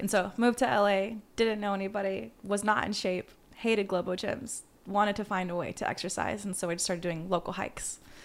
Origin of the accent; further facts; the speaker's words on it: Las Vegas, Nevada, United States; moved away as an adult; also born or lived in Georgia; now in Los Angeles, United States; living in Las Vegas